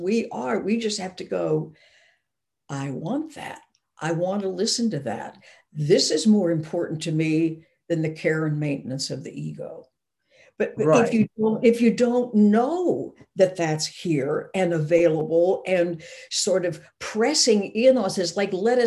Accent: Arkansas, United States; I grew up in Arkansas

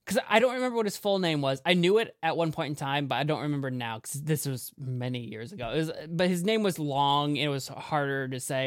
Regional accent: United States; I'm an American

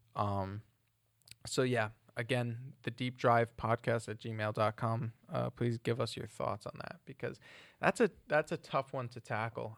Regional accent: New Jersey, United States; moved away as an adult; also born or lived in Ohio / Ireland; now in England; growing up in New Jersey than going to uni in Ohio

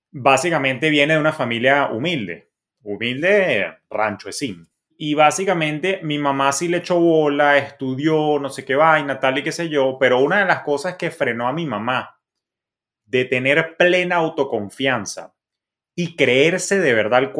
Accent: Maracay, Aragua, Venezuela; born there; Por eso yo nací en Maracay, por carambola

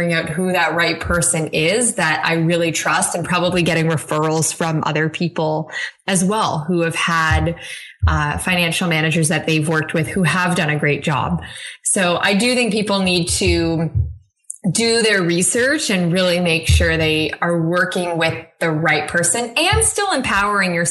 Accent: Canada; I'm Canadian

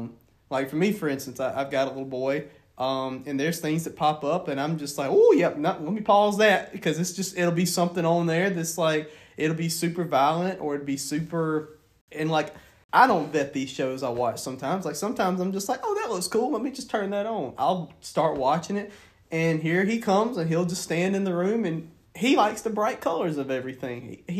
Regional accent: the Bible Belt, United States; Well, yeah, because we grew up in the Bible Belt, too. Like, the Bible Belt played a major role in how we were brought up, too.

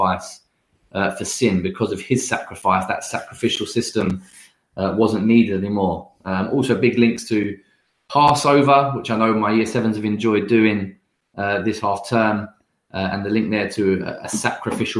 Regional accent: London, United Kingdom; I grew up in London around loads of different nationalities, different people

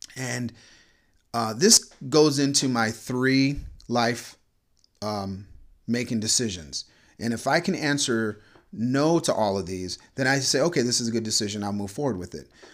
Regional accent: Orlando, Florida, United States; I grew up in Florida, in Orlando

